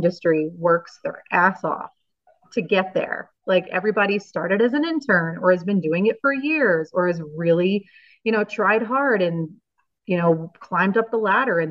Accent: New Jersey, United States; moved away as an adult; also born or lived in Reno, Nevada; now in Pennsylvania, United States; We grew up in New Jersey, the two of us, and our family's close

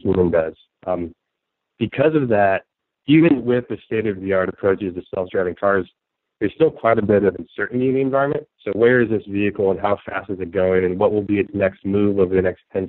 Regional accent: San Francisco, California, United States; my hometown, San Francisco

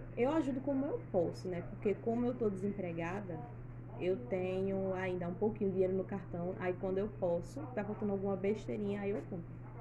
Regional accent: Recife, Pernambuco, Brazil; also born or lived in Ribeirão; eu vim pra cá com três anos, pra Recife. Aí cresci aqui no mesmo bairro, tô até hoje

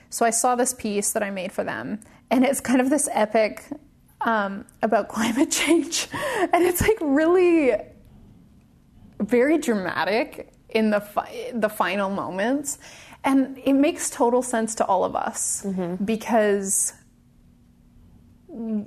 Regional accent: Victoria, British Columbia, Canada; moved away; a ballet school in my hometown, in Victoria

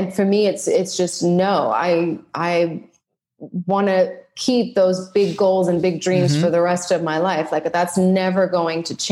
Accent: Geneva, Switzerland; moved away; I'm from Switzerland, Geneva

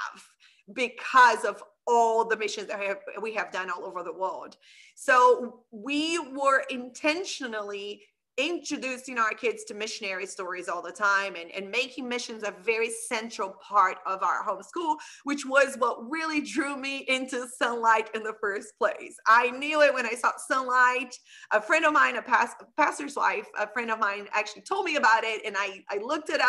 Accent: Brazil; also born or lived in Middle East; now in Canada; I'm from Brazil

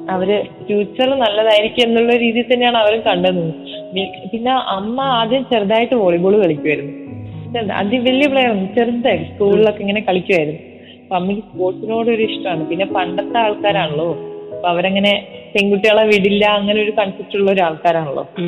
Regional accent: Kozhikode, Kerala, India

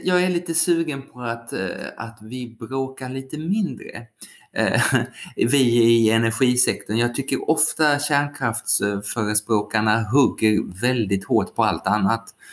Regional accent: Skåne, Sweden; när jag var liten och bodde i Skåne

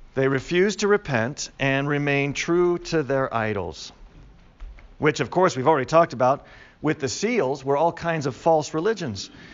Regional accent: Chicago, Illinois, United States; I grew up in Chicago

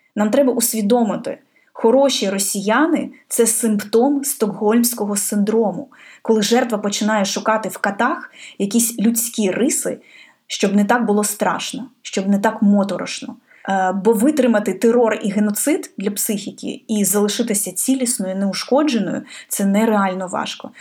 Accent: Irpin, Kyiv Oblast, Ukraine; в моєму рідному місті Ірпіні

